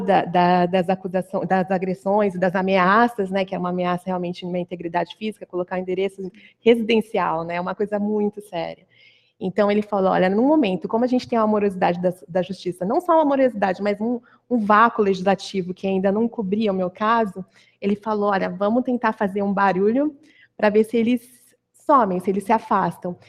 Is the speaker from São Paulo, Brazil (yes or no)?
yes; Campinas, São Paulo, Brazil; moved away as an adult; now in São Paulo, Brazil; eu sou do, de Campinas, né? Mas arranjei um emprego aqui em São Paulo então, saí da casa dos pais